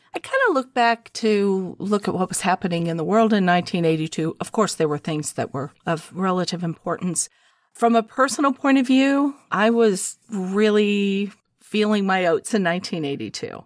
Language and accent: English; United States; I'm an American living here in this country